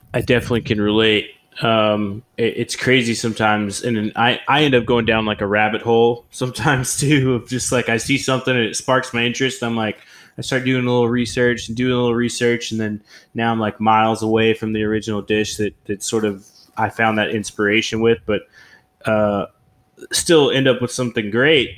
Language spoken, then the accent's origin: English; Oklahoma, United States; moved away as an adult; I'm originally from Oklahoma, and I, I, moved away from there when I was like 18 years old